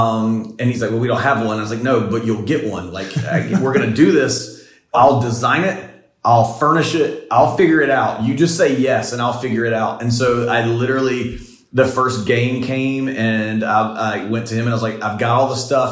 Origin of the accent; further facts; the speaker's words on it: the rural South, United States; I grew up in the South and I grew up in the rural South